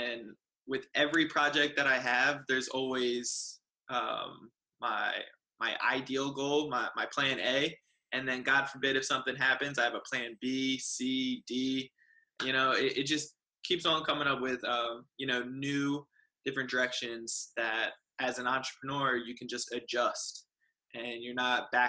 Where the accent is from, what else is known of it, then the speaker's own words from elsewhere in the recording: New Jersey, United States; moved away as an adult; now in San Diego, United States; I am originally from New Jersey, and I moved out to the amazing sunny San Diego, California about 7 years ago